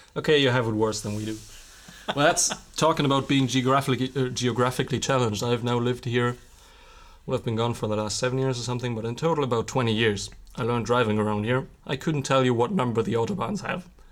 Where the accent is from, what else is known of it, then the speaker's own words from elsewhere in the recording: Witten, North Rhine-Westphalia, Germany; My hometown is, um, right next to Bochum, and it's sandwiched in between Bochum and Dortmund. So Witten, where I'm from